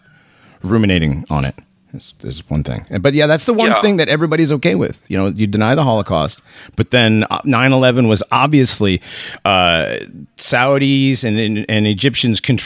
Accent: West Hartford, Connecticut, United States; I grew up around West Hartford

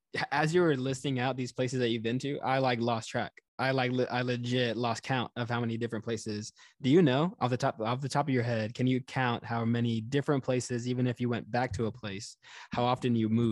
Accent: Houston, Texas, United States; now in New York, United States; I grew up in Texas, I grew up in Houston. My family is now in Florida.

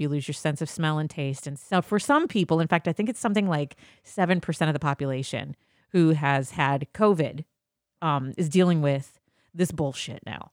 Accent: Midwest, United States; I'm from the Midwest

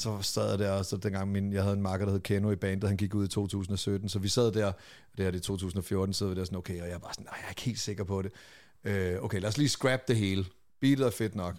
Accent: Lolland, Zealand, Denmark; jeg er fra Lolland

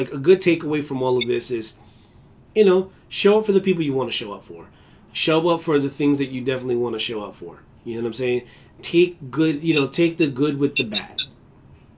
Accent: United States; I'm an American. I'm a proud American

